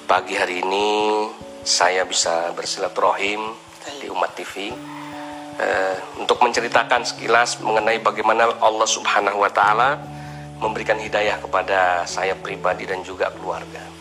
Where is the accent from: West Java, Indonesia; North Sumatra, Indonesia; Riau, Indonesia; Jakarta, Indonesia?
Jakarta, Indonesia; Lahir besar di Jakarta, di daerah e, Grogol Jembatan 2.